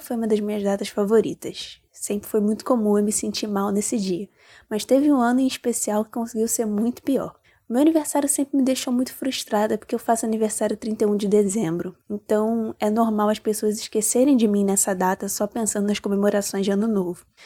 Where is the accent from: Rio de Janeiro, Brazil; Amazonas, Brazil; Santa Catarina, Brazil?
Rio de Janeiro, Brazil; eu tenho 21 anos e eu sou do Rio de Janeiro